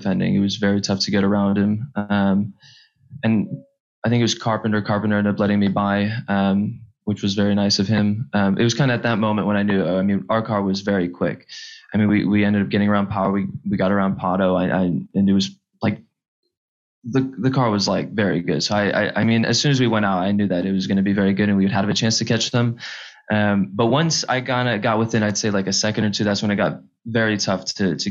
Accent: Chicago, Illinois, United States; I was born and raised in Chicago and I'm only like 20 minutes down from the shop.

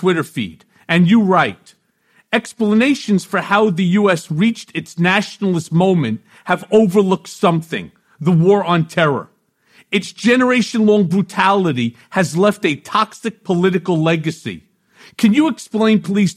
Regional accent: New York City, New York, United States; also born or lived in Washington, D.C.; I was born in the Brooklyn Hospital on DeKalb Avenue.

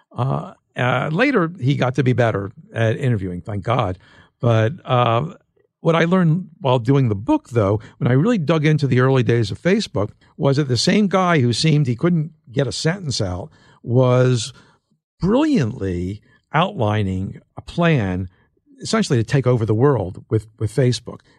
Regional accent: Philadelphia, Pennsylvania, United States; I'm from Philadelphia

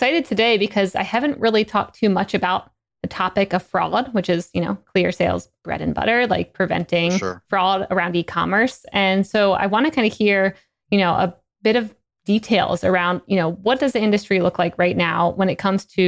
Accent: Salisbury, Maryland, United States; I used to bartend there every summer because I'm from Salisbury

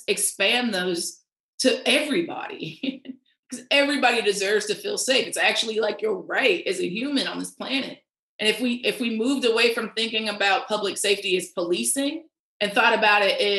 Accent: the South, United States; you know, I'm a Southerner, these man-made climate disasters are getting worse and worse by the second

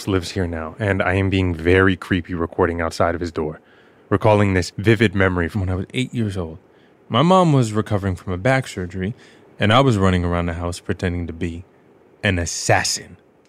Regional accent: New York City, New York, United States; moved away as an adult; I grew up in Queens, New York at 102 17 64th Road. My Dominican father was the building super. I lived here until I was 18, and I'm back now

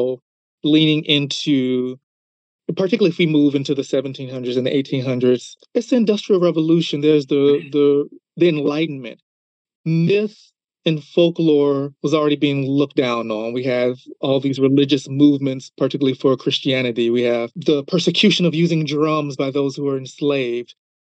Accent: United States; as being an American

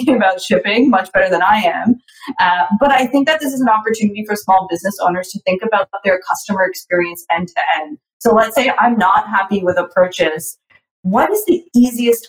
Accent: Toronto, Ontario, Canada; I'm from Toronto

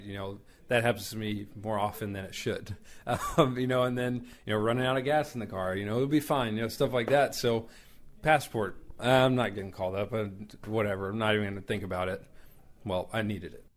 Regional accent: Houston, Texas, United States; I'm from Houston, so the city you know, I'm not rural area. You know, it's not a lot of accents

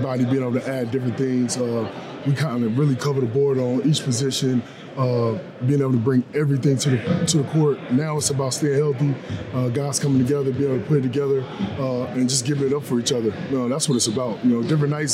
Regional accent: North Carolina, United States; I'm from North Carolina

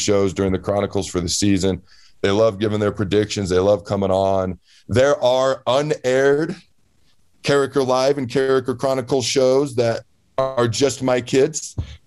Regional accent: Washington, United States; moved away; I grew up in the state of Washington

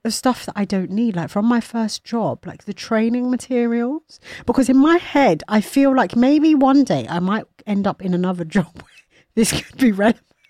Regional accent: Nigeria; I am Nigerian

